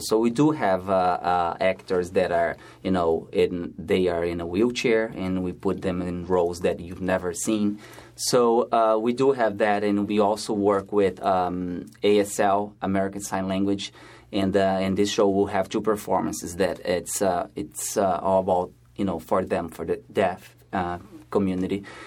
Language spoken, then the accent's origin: English; Brazil; moved away as an adult; now in New York, United States; I'm originally from Brazil